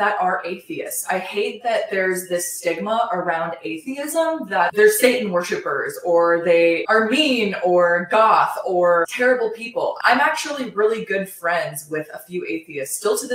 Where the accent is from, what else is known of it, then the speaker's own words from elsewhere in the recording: Ohio, United States; growing up in Ohio, my family and I were not really regular church goers